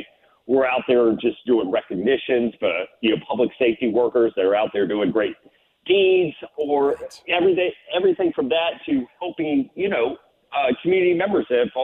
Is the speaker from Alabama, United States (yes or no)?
no; Chesterfield, Virginia, United States; born and raised in Chesterfield